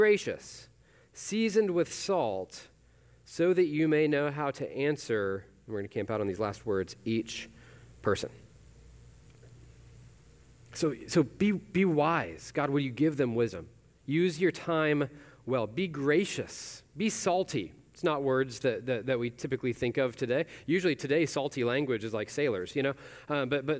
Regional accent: Weatherford, Texas, United States; I grew up in Weatherford, so other side of the Metroplex

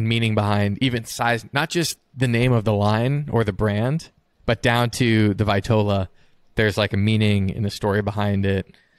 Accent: South Florida, United States; moved away as an adult; now in Cincinnati, United States; We just moved up here about 2 years ago, but it's been a really nice change from growing up in South Florida.

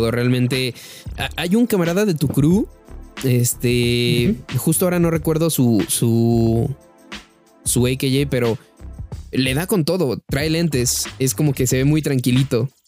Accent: Celaya, Guanajuato, Mexico; como que era más el, nervio, como de soy de Celaya. Algo dije

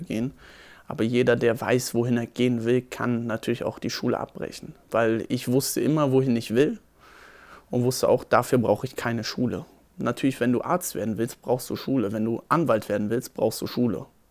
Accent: Berlin, Germany; Ich bin am 17. Juli 1996 geboren in Berlin, Steglitz-Zehendorf

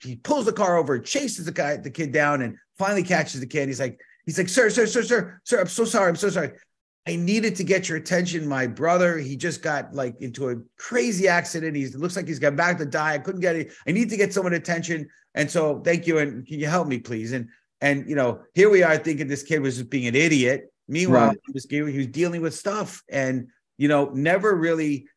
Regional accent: New York City, New York, United States; born and raised in the Bronx

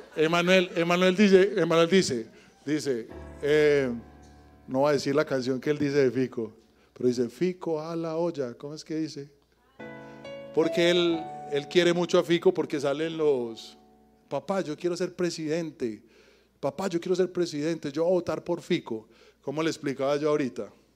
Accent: Medellín, Antioquia, Colombia; also born or lived in Yarumal; Muchos de los que crecimos en Medellín, normalmente nosotros o nuestra familia, no es de acá. Yo personalmente soy de Yarumal.

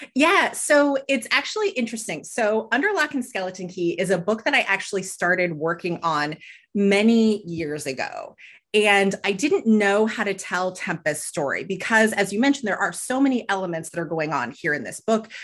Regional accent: Southern California, United States; they both had teaching jobs where I grew up in Southern California

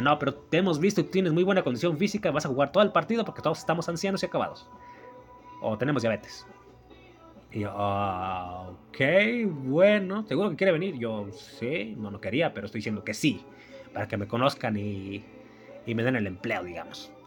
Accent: Mexico; mi país, en mi pueblo también

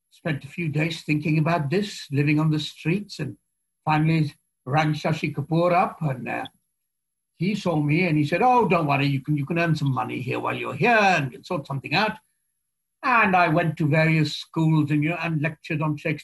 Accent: India; moved away as an adult; now in United Kingdom; I'm just from India

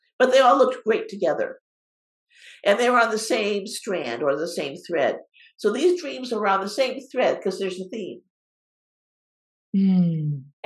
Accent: Cape Cod, Massachusetts, United States; moved away; also born or lived in West Coast; I was raised on Cape Cod on the ocean on the East Coast

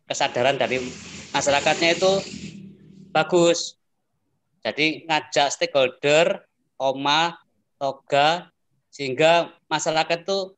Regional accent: Delanggu, Central Java, Indonesia; saya kan pendatang dari Ndelanggu ditugaskan Pak Bupati Ahmadi di sini

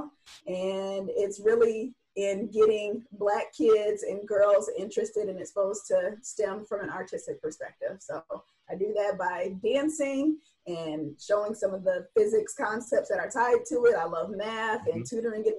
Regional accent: Detroit, Michigan, United States; I'm from Detroit originally

